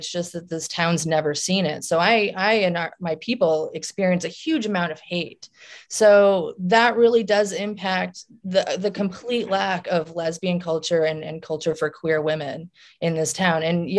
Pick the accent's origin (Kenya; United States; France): United States; Southern Illinois; now in St. Louis, United States; I come from a very strange place. I'm out here in the Bible Belt in St. Louis, and St. Louis was the big city for me because I came from Southern Illinois, and it's really weird out here.